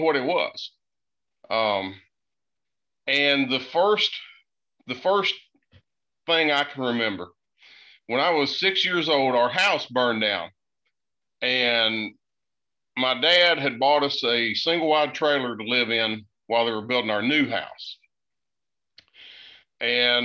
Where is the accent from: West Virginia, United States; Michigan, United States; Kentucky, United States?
West Virginia, United States; Boone County; now in North Carolina, United States; I grew up in Boone County, which is right next to you there in Logan. I'm living in North Carolina now.